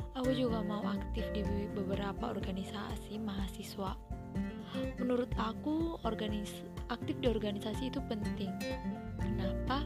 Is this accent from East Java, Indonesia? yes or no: no; Srikalang, North Sumatra, Indonesia; Aku berasal dari Srikalang, Provinsi Sumatera Utara